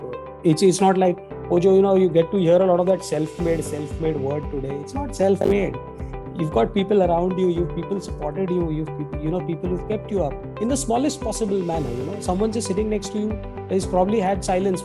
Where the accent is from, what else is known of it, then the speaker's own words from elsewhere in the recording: Mumbai, Maharashtra, India; I've actually been born and brought up in Mumbai